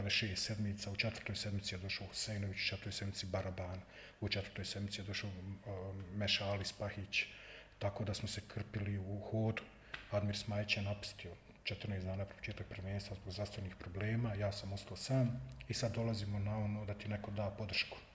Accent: Tuzla, Federation of Bosnia and Herzegovina, Bosnia & Herzegovina; pa ja sam Tuzlak, pa ja sam Slobodaš

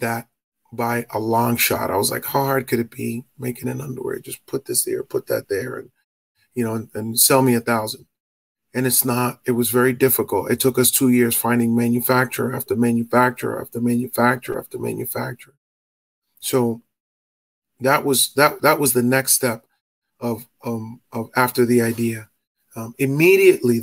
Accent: Boston, Massachusetts, United States; also born or lived in Dominican Republic (ancestry); I'm from Boston, Massachusetts

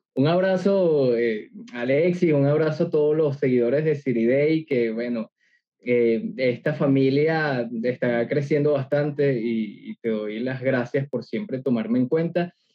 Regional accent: Venezuela; Yo soy venezolano

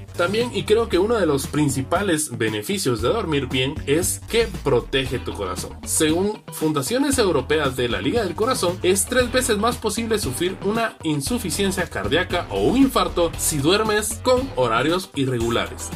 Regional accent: Guatemala; como buenos guatemaltecos

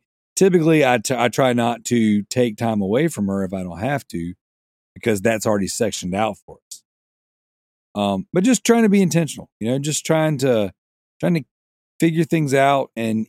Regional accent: Australia; There you go. I'm Australian. I can make my own rule.

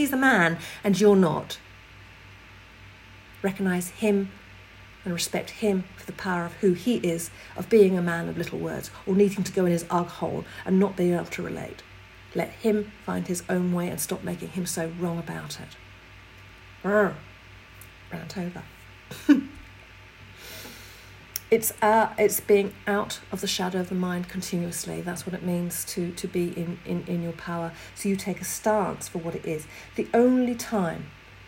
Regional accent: England, United Kingdom; I'm English

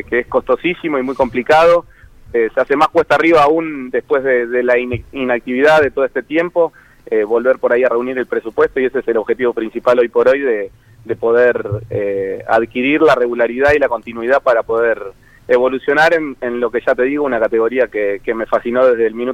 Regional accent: Pilar, Buenos Aires Province, Argentina; Yo soy de Pilar y bueno, tengo la suerte de, haber vivido por ahí toda la etapa de construcción

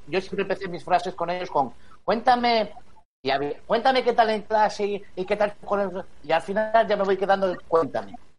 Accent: Spain; como español

